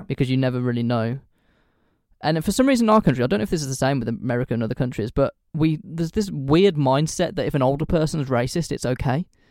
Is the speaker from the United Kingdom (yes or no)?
yes; United Kingdom; I say this as a British person